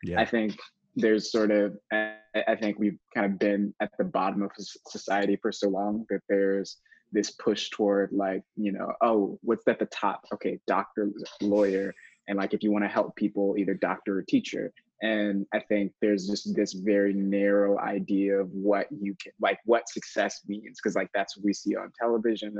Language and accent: English; Daytona Beach, Florida, United States; moved away as an adult; now in Austin, United States; grew up in Daytona Beach originally, and went to school in Florida